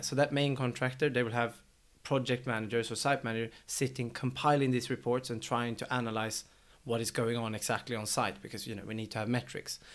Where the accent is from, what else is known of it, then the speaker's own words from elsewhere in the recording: Sweden; now in London, United Kingdom; since we're both from Sweden